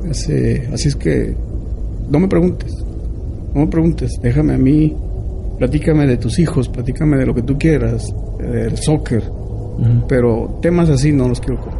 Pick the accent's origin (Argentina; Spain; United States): United States; y nosotros, nosotros creemos en el espiritualismo, soy, soy nativo americano, yo creo en el espiritualismo.